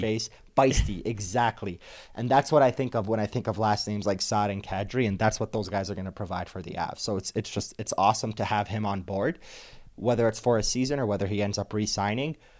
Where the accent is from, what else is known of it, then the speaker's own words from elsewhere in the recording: Dearborn, Michigan, United States; I grew up in Dearborn, Michigan